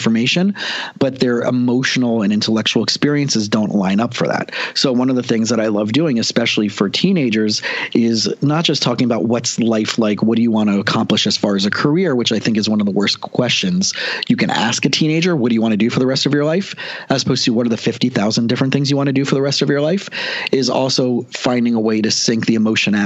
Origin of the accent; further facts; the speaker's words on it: South Florida, United States; I grew up down here in South Florida and a really average family